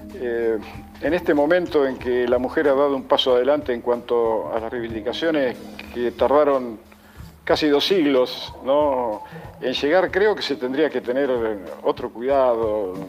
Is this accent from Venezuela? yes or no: no; Argentina; yo no soy argentino porque elegí nacer aquí